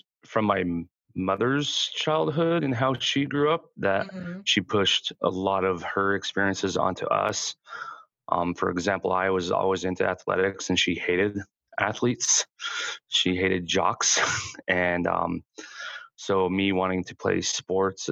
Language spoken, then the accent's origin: English; Southeast Idaho, United States; I grew up in Southeast Idaho in a pretty religious household